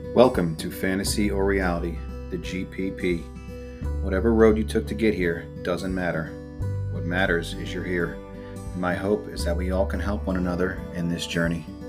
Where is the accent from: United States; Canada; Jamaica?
United States; Southold, New York; we really wanted to raise our kids in Southhold. It's where I grew up.